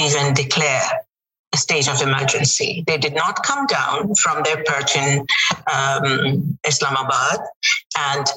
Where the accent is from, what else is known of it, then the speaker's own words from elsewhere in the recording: Dhaka, Dhaka Division, Bangladesh; moved away as an adult; now in United States; Life growing up in Dhaka before 1971 was, I thought, was very simple